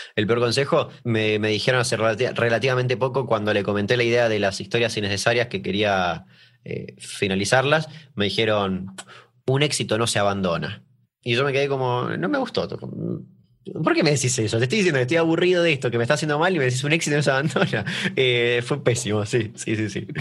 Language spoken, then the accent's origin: Spanish; Argentina; acá que en Argentina